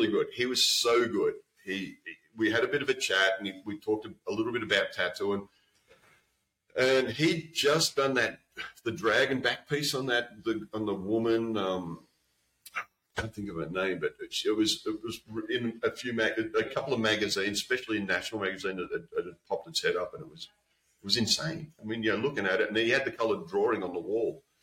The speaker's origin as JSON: {"language": "English", "country": "Australia", "said": "coming from Australia"}